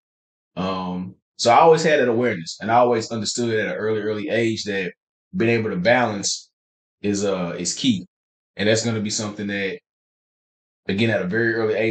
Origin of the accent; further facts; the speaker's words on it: Nashville, Tennessee, United States; moved away; also born or lived in Dallas, Texas; I'm from Nashville, from Tennessee